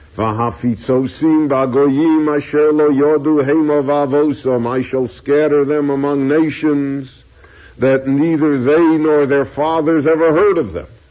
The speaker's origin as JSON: {"language": "English", "country": "United States", "said": "we all feel we're American. We're all citizens. We're you know we're Americans again."}